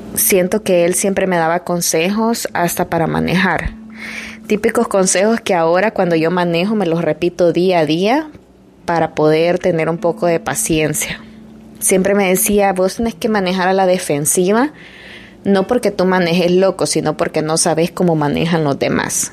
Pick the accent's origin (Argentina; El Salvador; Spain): El Salvador; moved away; yo soy de Salvador